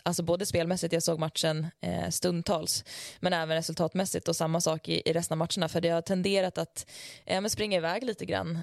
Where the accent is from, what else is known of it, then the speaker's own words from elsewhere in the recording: Leksand, Dalarna County, Sweden; also born or lived in Tällberg; kommer jag ju från Leksand